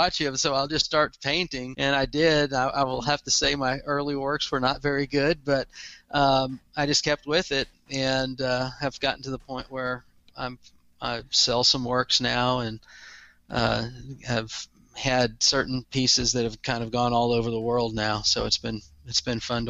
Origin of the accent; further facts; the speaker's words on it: Texas, United States; I'm from Texas. So if I have a little bit of an accent, I own it. it comes with being a Texan. I live in Texas